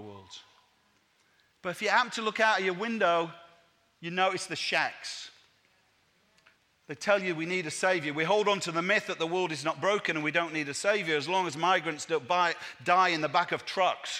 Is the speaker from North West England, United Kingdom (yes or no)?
no; Leeds, Yorkshire and the Humber, United Kingdom; moved away; also born or lived in Manchester; I was born in Leeds, and Naomi and I planted a church in Manchester's inner city